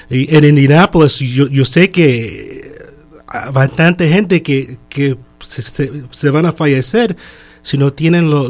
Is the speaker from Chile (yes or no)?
yes; Chile; now in Miami, United States; Yo soy de Chile. Entonces yo vine aquí en el año 71 desde el año 71 hasta que yo estuve 18 años, y no tuve seguro.